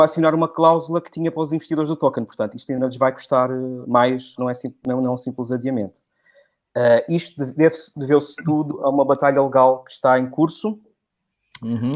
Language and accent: Portuguese; Algarve, Portugal; accent: Algarvian; O meu sotaque é algarvio